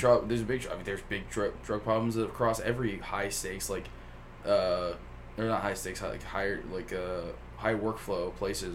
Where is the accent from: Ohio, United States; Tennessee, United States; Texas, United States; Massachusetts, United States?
Tennessee, United States; Flintville; I grew up in Flintville, Tennessee.